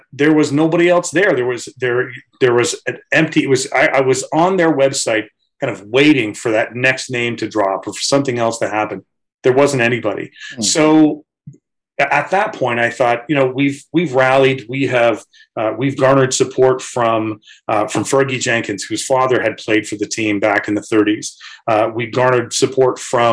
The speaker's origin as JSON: {"language": "English", "town": "Chatham", "region": "Ontario", "country": "Canada", "tie": "born or raised there", "said": "I grew up in Chatham, Ontario."}